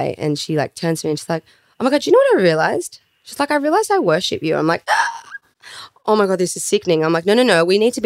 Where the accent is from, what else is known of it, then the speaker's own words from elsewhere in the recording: Melbourne, Victoria, Australia; now in Sydney, Australia; I come from Melbourne